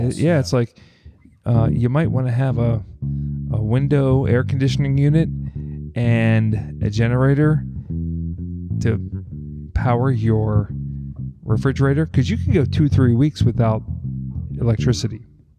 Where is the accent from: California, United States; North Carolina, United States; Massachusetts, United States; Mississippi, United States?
Massachusetts, United States; Boston; I'm from Boston.